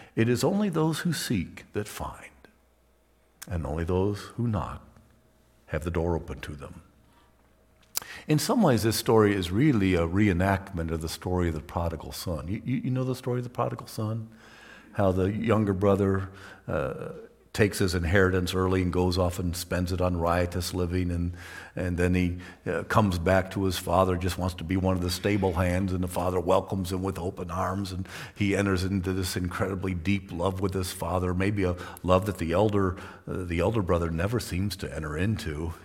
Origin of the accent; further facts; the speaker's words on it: Toledo, Ohio, United States; I grew up in Toledo, which is on the edge of Lake Erie, Great Lake